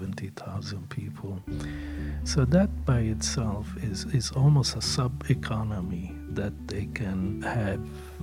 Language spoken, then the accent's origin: English; Lebanon; also born or lived in Detroit area, United States; now in Detroit, United States; I'm an immigrant myself. I was born in Lebanon and came here because of the civil war.